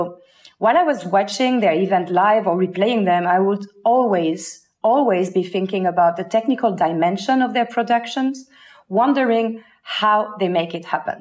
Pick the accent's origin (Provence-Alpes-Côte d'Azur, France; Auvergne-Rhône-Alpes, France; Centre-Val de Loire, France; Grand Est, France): Provence-Alpes-Côte d'Azur, France; Avignon; my hometown, Avignon